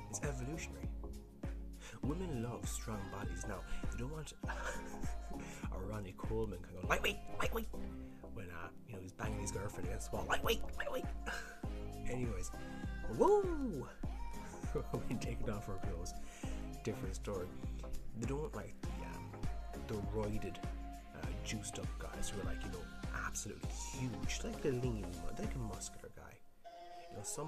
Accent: Ireland; I'm Irish

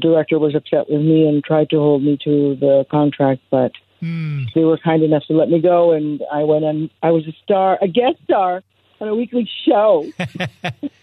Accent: Nicaragua; English is a second language; moved away; also born or lived in Boyle Heights, Los Angeles, California; I was born in Boyle Heights, California, raised in Nicaragua

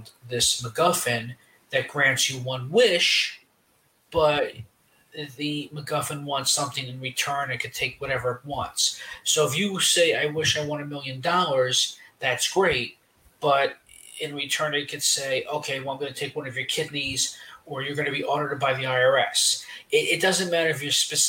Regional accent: New York, United States; As a New Yorker

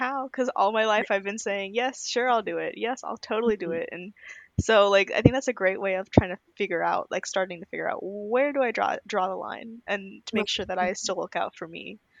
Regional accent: United States; we all feel as Indian American or South Asian American

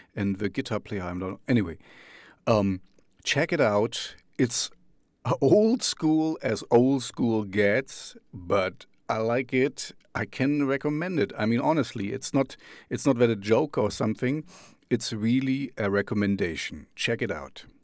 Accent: East Germany, Germany; I grew up in the East, uh, behind, in the Russian zone, behind the Iron Curtain.

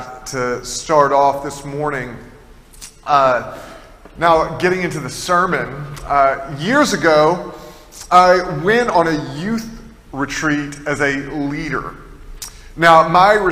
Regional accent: Tennessee, United States; I'm from Tennessee, and in Tennessee, there's a lot of caves

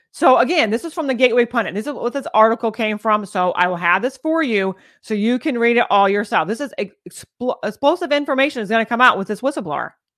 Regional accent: United States; we as American people

